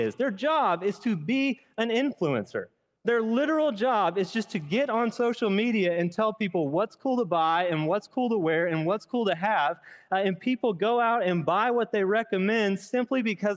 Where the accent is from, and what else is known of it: United States